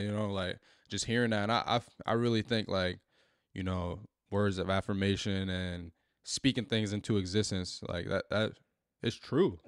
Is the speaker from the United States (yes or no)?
yes; Newark, New Jersey, United States; growing up in, in Newark